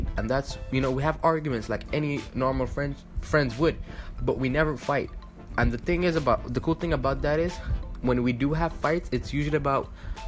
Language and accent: English; Dubai, United Arab Emirates; moved away as an adult; now in Egypt; I am Egyptian, but I was born and raised in the United Arab Emirates, specifically Dubai